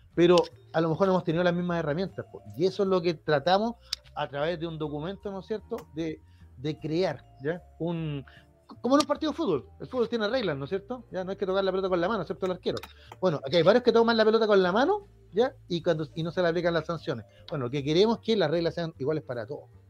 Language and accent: Spanish; Chile